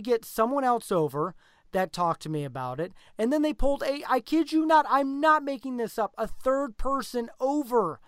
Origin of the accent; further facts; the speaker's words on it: Nebraska, United States; we're from Nebraska